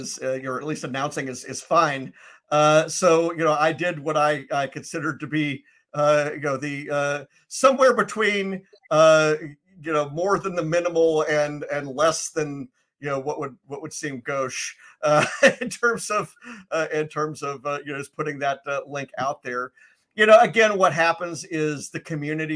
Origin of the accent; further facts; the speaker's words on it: Memphis, Tennessee, United States; moved away; I'm originally from Memphis